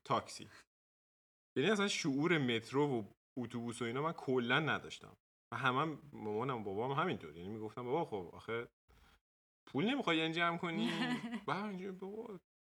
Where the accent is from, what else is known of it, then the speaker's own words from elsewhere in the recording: Tehran, Tehran Province, Iran; moved away as an adult; also born or lived in Dortmund, Germany; now in Germany; تو تهران بزرگ شدم